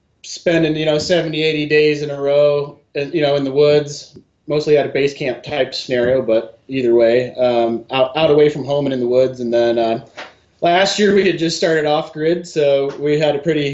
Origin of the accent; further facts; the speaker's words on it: Michigan, United States; moved away as an adult; also born or lived in Bellingham, Washington / Colorado; now in Western Washington, United States; I grew up in Michigan, fishing and bird hunting mostly.